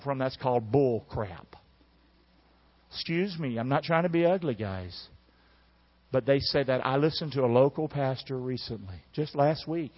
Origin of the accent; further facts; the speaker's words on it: the American South, United States; I'm a Southerner